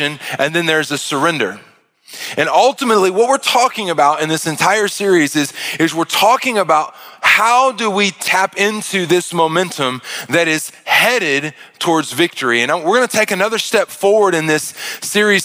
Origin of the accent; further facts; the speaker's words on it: Arkansas, United States; I'm from Arkansas